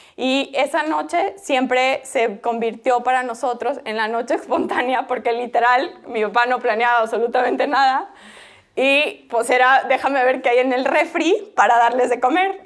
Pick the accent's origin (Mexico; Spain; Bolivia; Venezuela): Bolivia; yo soy boliviana